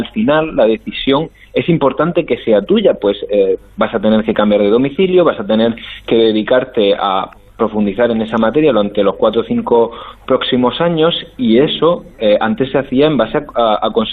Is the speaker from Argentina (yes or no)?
no; Murcia, Region of Murcia, Spain; yo que por ejemplo soy de Murcia y tenía pensado mejor irme a Murcia o cercano